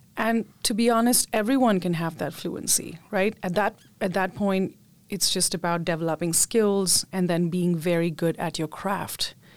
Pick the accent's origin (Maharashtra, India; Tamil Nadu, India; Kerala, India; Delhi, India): Maharashtra, India; Mumbai; I grew up in Mumbai, India